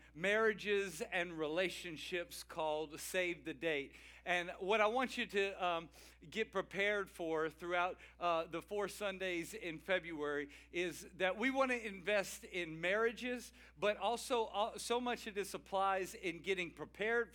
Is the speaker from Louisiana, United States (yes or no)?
yes; Cajun, Louisiana, United States; I'm a Cajun